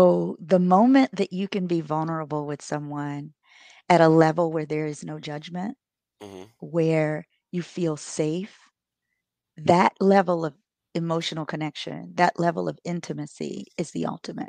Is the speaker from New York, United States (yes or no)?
yes; Buffalo, New York, United States; also born or lived in Maryland; now in Charleston, United States; I'm originally from Buffalo, New York via Maryland, and I now live in Charleston, South Carolina.